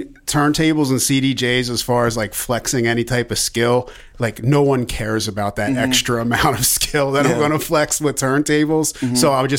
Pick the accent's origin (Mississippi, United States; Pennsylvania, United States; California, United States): Pennsylvania, United States; Delaware County; also born or lived in Philadelphia; A fellow Delconian.